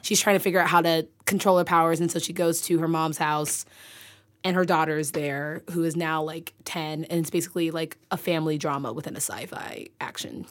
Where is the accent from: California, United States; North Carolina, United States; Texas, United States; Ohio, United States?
California, United States; San Francisco Bay Area; moved away; I'm from the Bay